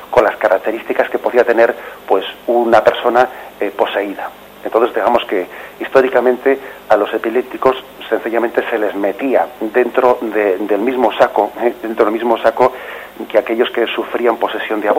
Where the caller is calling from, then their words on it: La Orotava, Canary Islands, Spain; llamo de la Rotada Tenerife.